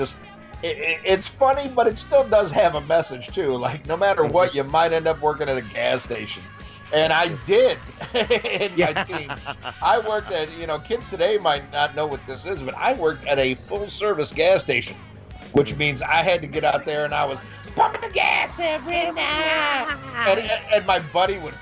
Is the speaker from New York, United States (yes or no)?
no; about 50 minutes south of Chicago, Illinois, United States; now in the South, United States; I grew up about 50 minutes south of Chicago